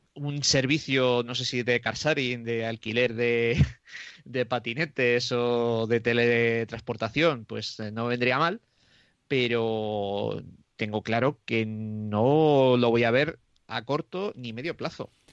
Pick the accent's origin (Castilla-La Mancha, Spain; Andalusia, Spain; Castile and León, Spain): Castile and León, Spain; Roa; en mi pueblo que es eh, de Roa, que está a 17 kilómetros de Aranda de Duero.